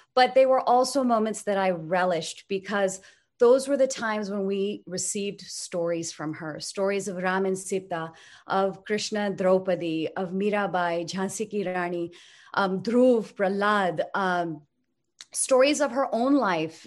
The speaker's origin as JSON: {"language": "English", "country": "United States", "tie": "born or raised there", "said": "I grew up here in the United States"}